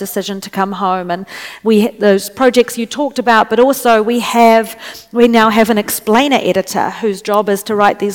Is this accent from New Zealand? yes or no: yes; New Zealand; moved away; also born or lived in Washington, D.C. / China